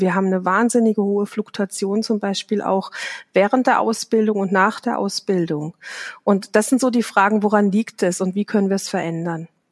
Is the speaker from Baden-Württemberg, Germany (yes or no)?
yes; Baden-Württemberg, Germany; ich komme aus Südbaden